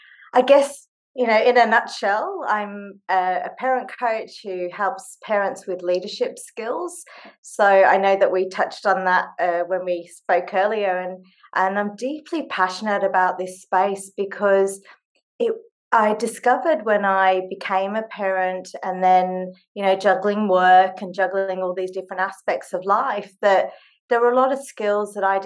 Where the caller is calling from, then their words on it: Sydney, New South Wales, Australia; I'm dialing in from Sydney, Australia. It's 11 o'clock at night here